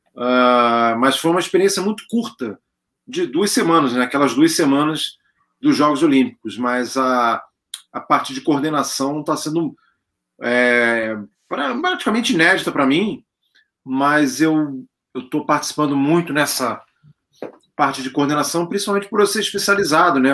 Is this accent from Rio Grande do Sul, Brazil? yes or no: no; Rio de Janeiro, Brazil; moved away as an adult; now in São Paulo, Brazil; eu sou do Rio de Janeiro, mas já tinha morado em São Paulo